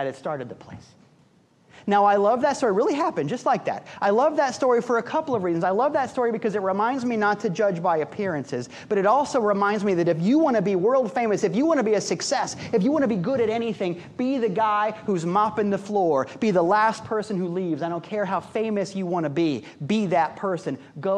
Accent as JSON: {"language": "English", "region": "Midwest", "country": "United States", "said": "I'm a Midwesterner at heart"}